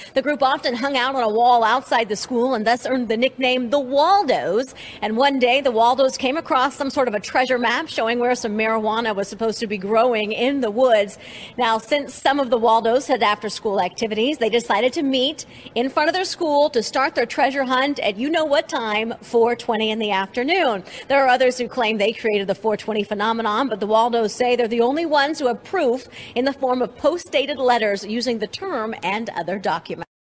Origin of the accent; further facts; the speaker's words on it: Kansas, United States; moved away; I grew up in Kansas